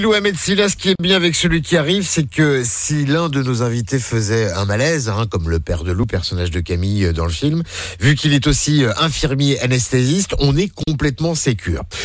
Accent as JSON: {"language": "French", "country": "Monaco", "said": "je suis de Monaco"}